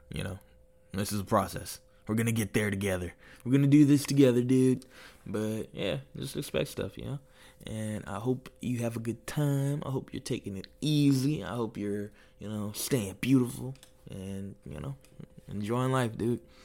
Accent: United States; moved away as an adult; now in Nuremberg, Germany; I'm American

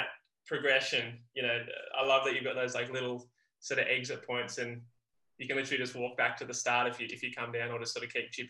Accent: Hawaii Kai, Hawaii, United States; Like when I'm from Hawaii Kai and we finish it.

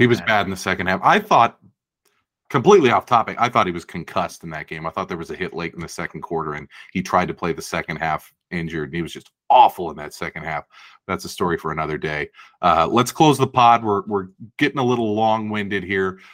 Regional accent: Fremont, California, United States; I grew up in Fremont

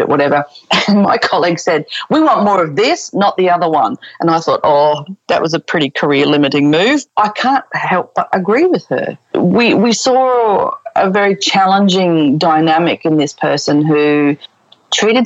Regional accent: Brisbane, Queensland, Australia; moved away as an adult; also born or lived in United Arab Emirates / Melbourne; now in Sydney, Australia; we're both originally from Brisbane

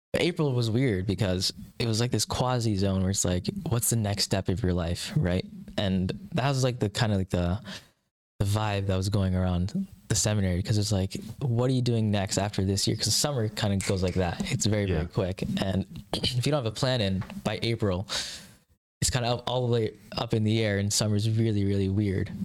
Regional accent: Kansas, United States; also born or lived in Mumbai, India / Alaska; when I was like five or so, I think five and a half maybe, I moved down to Kansas

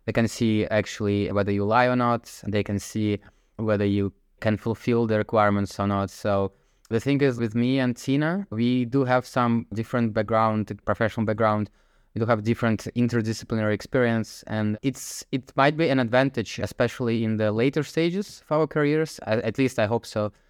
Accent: Zelenograd, Moscow, Russia; moved away as an adult; now in Netherlands; I grew up in Zelenovgradsk, which is next to Moscow

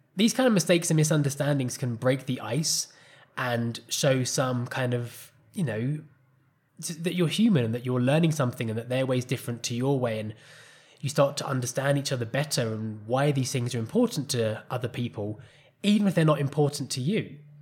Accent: England, United Kingdom; first language English; moved away as an adult; also born or lived in Costa Rica; now in Colombia; as an English person

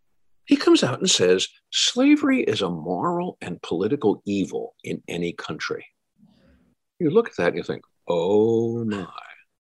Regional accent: Northern United States, United States; I'm a Yankee from Yankee land. That's a catastrophe. But I think I'm also speaking as an American.

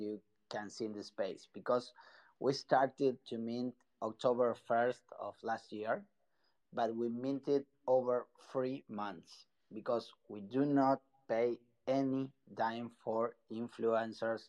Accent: Buenos Aires, Argentina; English is a second language; Sorry if my English is not so clear. I'm from Buenos Aires, Argentina

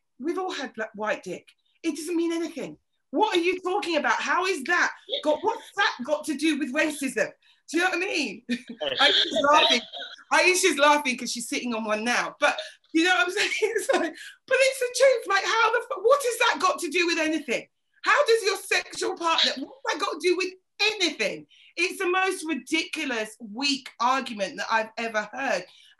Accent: Yorkshire and the Humber, United Kingdom; Oh, well, I'm from Yorkshire, I got it.

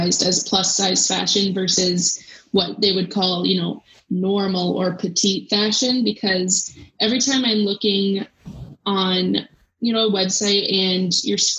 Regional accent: United States; we're both American

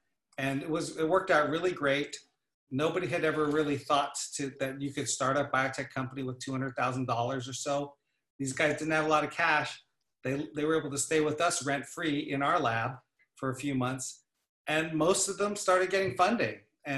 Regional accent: Salem, Oregon, United States; So I grew up actually on the West Coast here in Oregon, in a little town, actually the capital, called Salem.

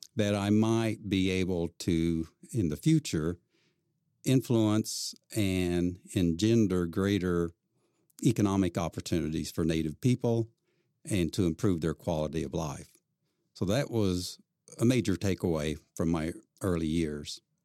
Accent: Claremore, Oklahoma, United States; I grew up in Claremore, Oklahoma

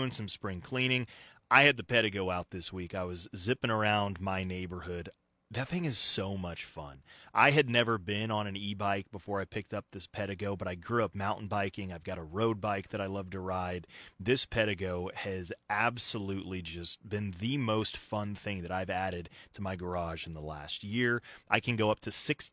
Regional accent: Colorado, United States; moved away; Growing up in Colorado, I went to school in Alamosa, Colorado, at Adams State

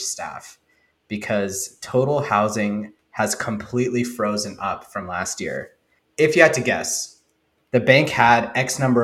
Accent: India; I'm Indian

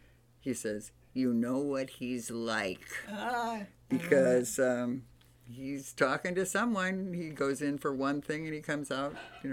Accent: East Coast, United States; we grew up in the East Coast

